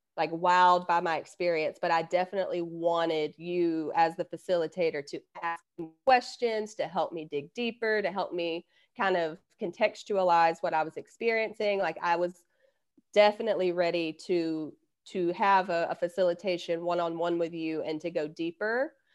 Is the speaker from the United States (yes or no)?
yes; Alabama, United States; I'm from Alabama